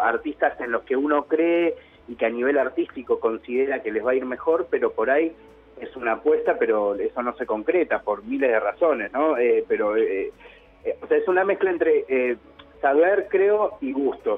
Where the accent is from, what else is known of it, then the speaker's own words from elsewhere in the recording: Argentina; hip hop en Argentina, y a buscar referentes del hip hop en mi país